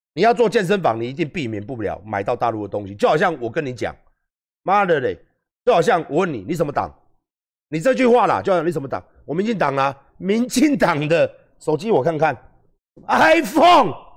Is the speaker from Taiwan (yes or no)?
yes; Taiwan; 我是台湾人